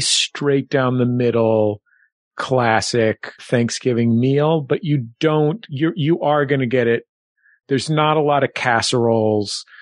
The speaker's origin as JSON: {"language": "English", "town": "San Francisco", "region": "California", "country": "United States", "tie": "born or raised there", "said": "growing up in San Francisco"}